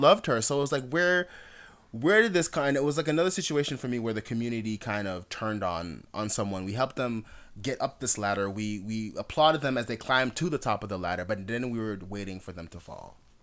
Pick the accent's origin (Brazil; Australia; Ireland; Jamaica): Jamaica; also born or lived in Miami, South Florida, United States; now in Atlanta, United States; I'm Jamaican. I'm a completely different kind of black. When I moved to America